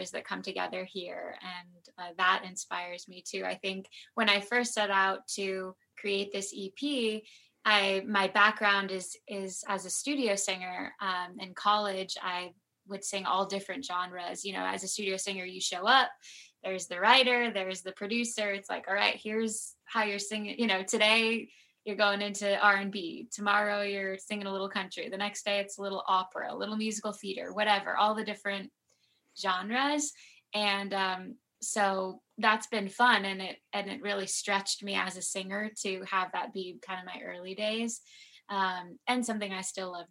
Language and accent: English; Southern California mountains, United States; now in Los Angeles, United States; I was born in LA, and then I moved to the Southern California mountains